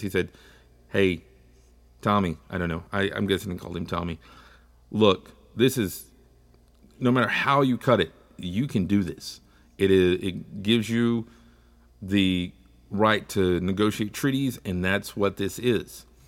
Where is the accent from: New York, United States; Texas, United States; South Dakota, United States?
Texas, United States; I'm from Texas, and growing up, we learned all about the Louisiana Purchase